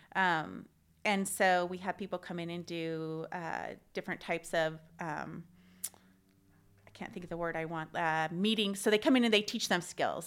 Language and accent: English; Missoula, Montana, United States; moved away as an adult; also born or lived in Oregon; now in Spokane, United States; I grew up in Missoula, Montana, and I studied psychology there